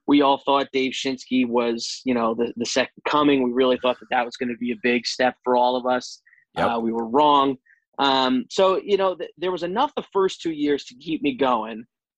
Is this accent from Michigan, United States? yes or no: no; New Jersey, United States; Jersey connections through and through. I'm actually, my hometown in Jersey is the same town as Frank Spaziani.